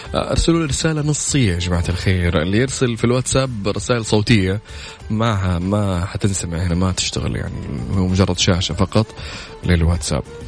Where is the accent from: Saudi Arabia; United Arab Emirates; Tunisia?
Saudi Arabia; عندنا في السعوديه هنا